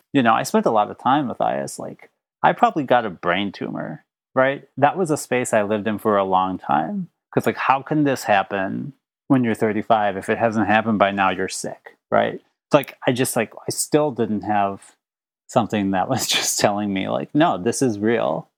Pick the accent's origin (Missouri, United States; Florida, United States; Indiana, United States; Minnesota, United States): Minnesota, United States; Minneapolis; also born or lived in St. Paul, Minnesota; suburbs of minneapolis I was born in the early 80s. So where I lived, there was no such thing as like affirming churches.